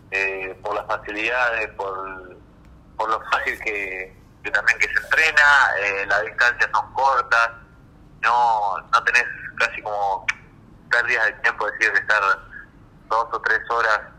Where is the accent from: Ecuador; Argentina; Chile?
Argentina